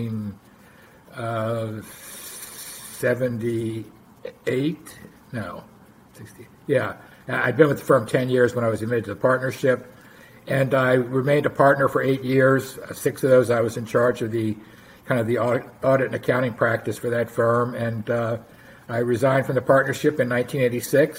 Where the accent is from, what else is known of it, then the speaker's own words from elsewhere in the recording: Mount Rainier, Maryland, United States; also born or lived in Washington, D.C.; I grew up in close-in suburbs in Maryland, in a little town called Mount Rainier